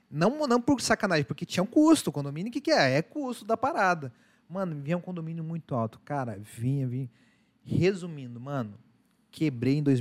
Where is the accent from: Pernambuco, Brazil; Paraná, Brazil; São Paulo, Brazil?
Paraná, Brazil; Curitiba; Eu sou curitibano